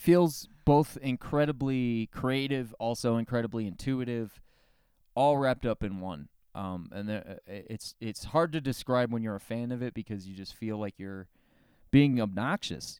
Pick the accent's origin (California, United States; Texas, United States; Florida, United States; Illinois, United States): Florida, United States; I'm from Florida, the South of the South